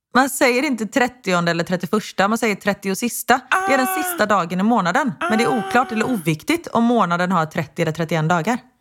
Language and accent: Swedish; Sweden; svenskar är ju, förlåt, nu ska jag inte dra alla svenskar över en kam, men vi är lite tråkigare än om man jämför med amerikaner